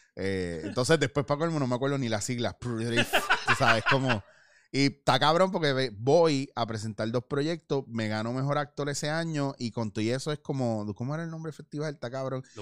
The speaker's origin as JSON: {"language": "Spanish", "country": "Puerto Rico", "moved": "yes", "said": "yo como puertorriqueño"}